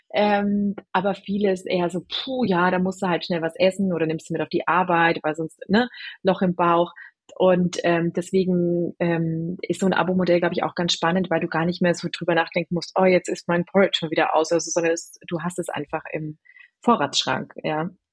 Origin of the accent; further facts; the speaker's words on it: Germany; also born or lived in London; bin Deutsche